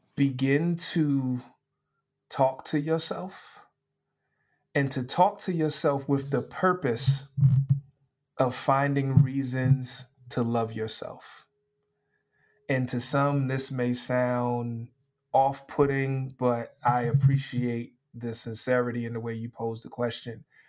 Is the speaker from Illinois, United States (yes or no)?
no; New York City, New York, United States; growing up in New York City, there were certain high schools